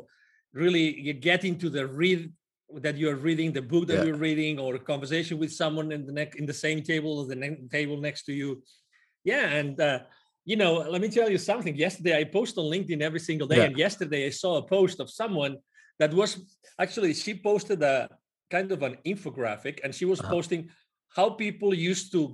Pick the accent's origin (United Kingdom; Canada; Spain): Spain; moved away; I'm originally from Spain